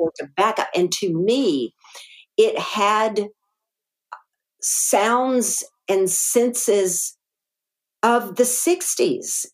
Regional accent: Arkadelphia, Arkansas, United States; accent: Arkansas; moved away; also born or lived in Green Bay, Wisconsin / Texas; Arkadelphia was our hometown

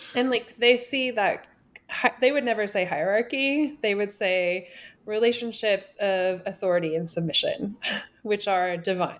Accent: Washington, United States; also born or lived in Toronto, Canada / New York City, United States; now in Nashville, United States; I grew up in Washington State and kinda lived all over

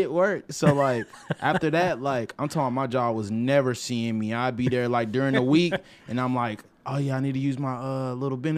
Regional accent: Arkansas, United States; moved away as an adult; also born or lived in Little Rock, Arkansas / Pine Bluff, Arkansas; now in Los Angeles, United States; I didn't leave Arkansas until I was like 23.

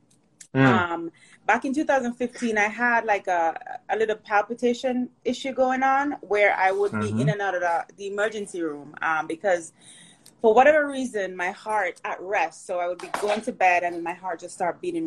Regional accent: Portmore, Saint Catherine, Jamaica; also born or lived in Kingston, Jamaica; now in United States; I was born in Kingston, raised in St. Catherine, Portmore.

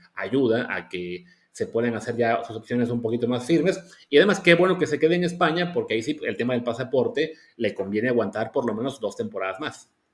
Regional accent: Mexico; como mexicanos

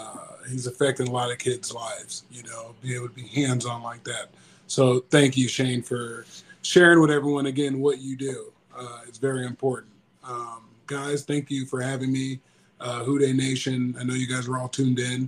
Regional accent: Tustin, California, United States; my hometown of Tustin, California.

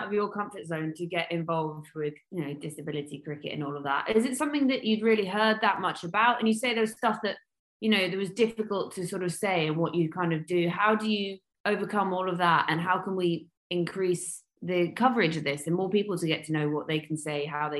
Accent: England, United Kingdom; As an English person, the excitement of winning an Ashes is something that I think we've got to start with that one.

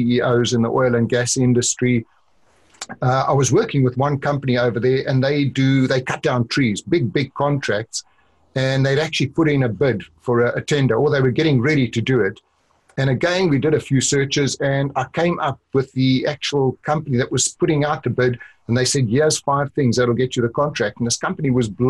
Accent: South Africa; accent: South African; moved away; also born or lived in Orlando; I grew up in South Africa

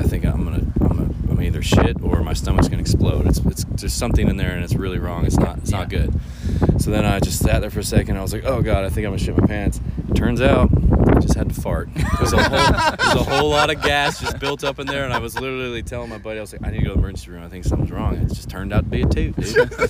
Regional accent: Southeast, United States; I was growing up in the Southeast, where we have a lot of moonshine

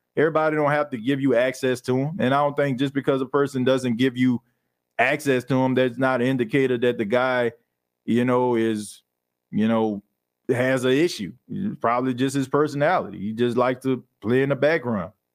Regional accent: New Orleans, Louisiana, United States; now in Myrtle Beach, United States; I'm in Myrtle Beach, but I'm from New Orleans

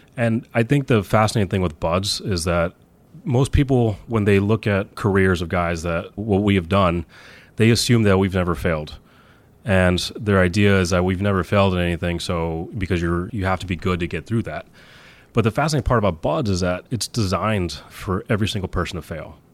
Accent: Texas, United States; now in New York City, United States; I grew up in Texas

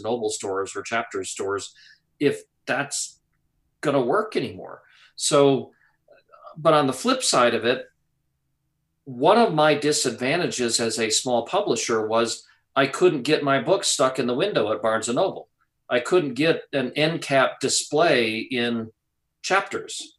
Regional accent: Wisconsin, United States; moved away; Growing up in Wisconsin

